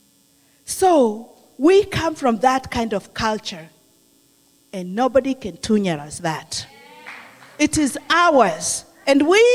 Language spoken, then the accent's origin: English; Kenya; moved away; I'm from Kenya.